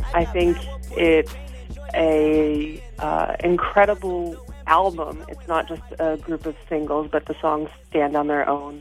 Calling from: Fredonia, New York, United States; I am calling from Fredonia, New York

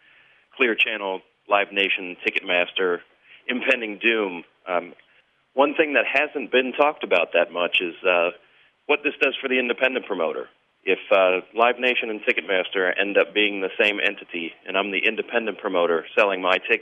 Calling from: Cincinnati, Ohio, United States; I'm calling from Cincinnati, Ohio

